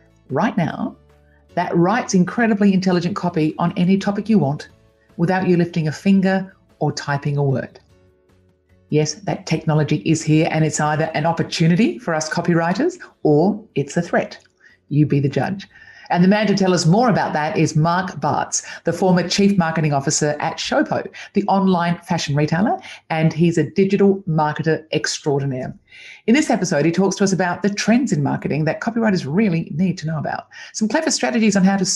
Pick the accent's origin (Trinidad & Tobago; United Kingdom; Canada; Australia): Australia; Adelaide, South Australia; Fellow Adelaidean.